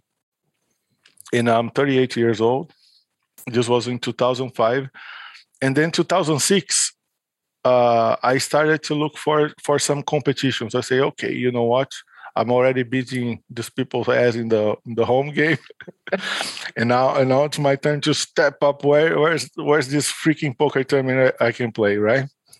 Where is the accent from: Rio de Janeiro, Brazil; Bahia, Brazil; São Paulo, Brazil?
São Paulo, Brazil; São Paulo, which is my hometown in Brazil